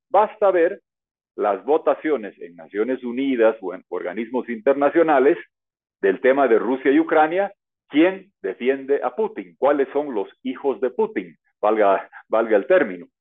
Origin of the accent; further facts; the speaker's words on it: Bolivia; mi país Bolivia